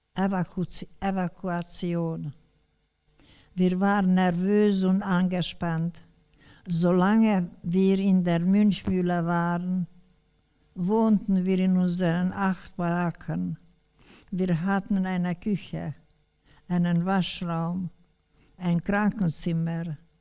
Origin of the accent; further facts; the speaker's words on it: Debrecen, Hajdú-Bihar, Hungary; Im November 1945 kam ich zu Hause in Debrecen wieder an.